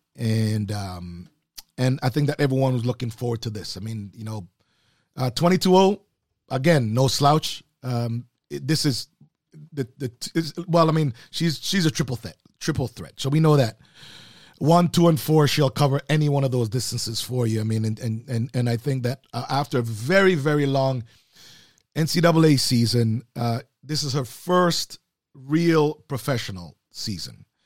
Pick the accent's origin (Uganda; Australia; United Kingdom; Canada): Canada; as a Canadian